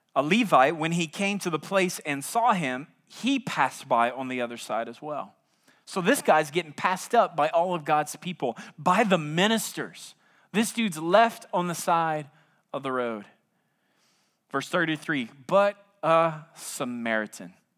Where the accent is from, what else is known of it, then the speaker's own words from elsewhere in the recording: South Louisiana, United States; now in San Antonio, United States; I'm from South Louisiana